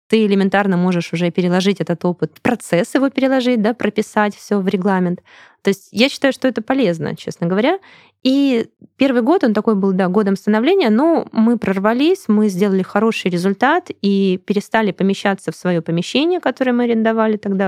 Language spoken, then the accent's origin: Russian; Krasnodar, Krasnodar Krai, Russia; moved away as an adult; now in Saint Petersburg, Russia; Сама я из Краснодара, переехала в Санкт-Петербург.